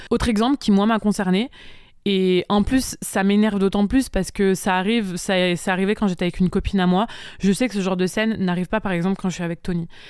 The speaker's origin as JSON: {"language": "French", "town": "Montpellier", "region": "Occitania", "country": "France", "tie": "born or raised there", "also_born_or_lived": "Bali", "moved": "as an adult", "said": "je suis originaire de Montpellier"}